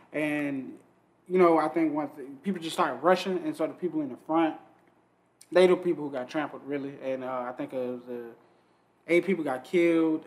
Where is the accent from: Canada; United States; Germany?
United States; Atlanta, Georgia; growing up in Atlanta